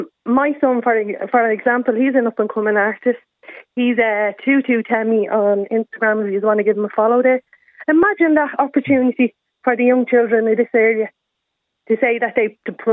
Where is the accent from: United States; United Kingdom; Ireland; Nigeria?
Ireland; Dublin, Leinster; Yeah, I'm actually from Sheriff Street, just a stone's throw away from Croke Park there.